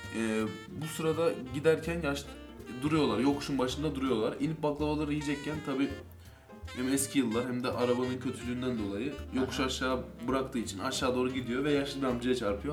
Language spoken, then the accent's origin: Turkish; Ankara, Turkey; yaklaşık 10-15 yıldır aynı semtin çocuklarıyız. Aynı şekilde büyüdük